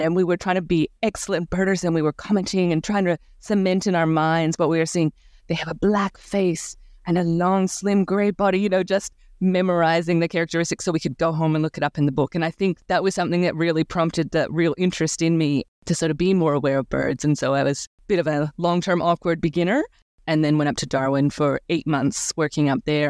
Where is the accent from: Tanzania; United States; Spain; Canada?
Canada; now in Australia; Growing up in Canada